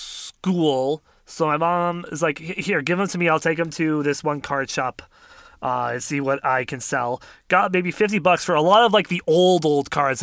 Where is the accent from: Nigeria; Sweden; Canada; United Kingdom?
Canada; I'm a Canadian, so I haven't eaten McDonald's in a long time.